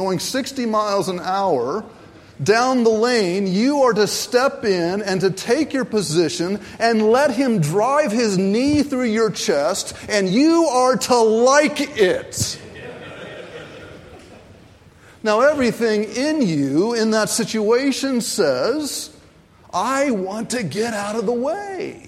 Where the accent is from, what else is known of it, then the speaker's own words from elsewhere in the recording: Raleigh, North Carolina, United States; I grew up in Raleigh, North Carolina